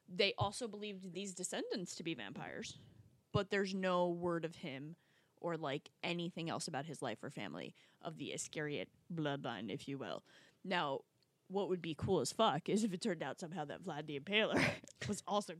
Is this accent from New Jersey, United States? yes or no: yes; New Jersey, United States; I grew up in North Jersey.